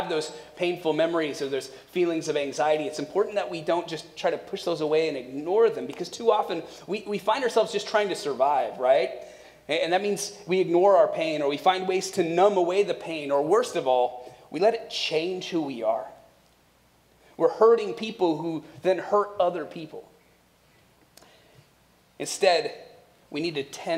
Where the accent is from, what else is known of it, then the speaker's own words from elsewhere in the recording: Akron, Ohio, United States; moved away; visiting family in Akron, Ohio, where we're originally from